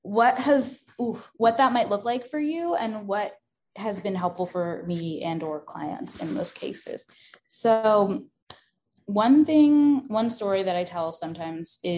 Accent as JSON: {"language": "English", "region": "New York", "country": "United States", "tie": "born or raised there", "said": "I grew up in New York with a lot of trains."}